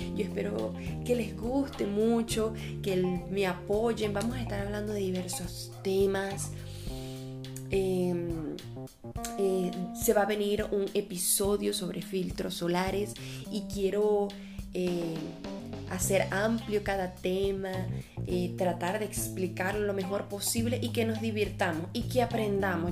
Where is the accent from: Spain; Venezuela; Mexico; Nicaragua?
Venezuela; first language Spanish; now in Brazil; soy una venezolana de 25 años eh, y actualmente estoy viviendo en Brasil. Y eh, yo soy esteticista, hablo tres idiomas, el español nativo